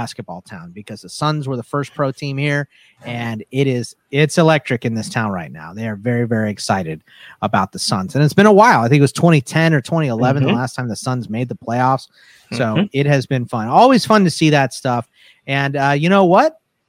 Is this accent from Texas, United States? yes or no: yes; Houston, Texas, United States; now in Arizona, United States; I'm originally from Houston and that like I bring from my Texas roots, I bring the Rockets and the Longhorns. So my dad's whole side of the family is from Pittsburgh. And when my parents got divorced, we moved here to Arizona.